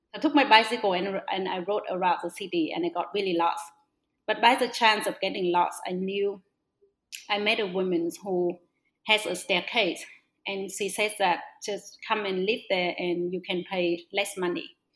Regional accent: Northwest Vietnam, Vietnam; also born or lived in Melbourne; I was born in a very small village in the northwest of Vietnam.

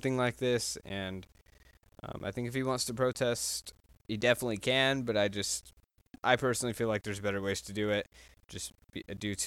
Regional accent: Texas, United States; I'm from Texas

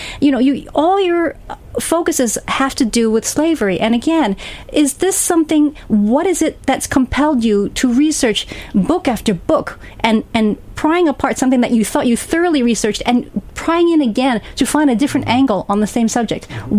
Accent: San Francisco, California, United States; also born or lived in Hong Kong; I grew up in San Francisco and Hong Kong, but tracing, as you know, of my documentary project, my grandmother's family grew up in the Deep South

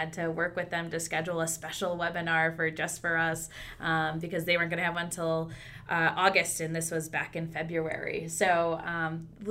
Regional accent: West Michigan, United States; I'm from the West Michigan part of the state

